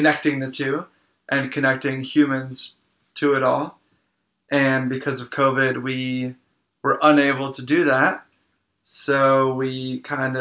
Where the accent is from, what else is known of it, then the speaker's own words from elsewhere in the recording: Manchester-by-the-Sea, Massachusetts, United States; I grew up about 45 minutes north of Boston, small town called Manchester.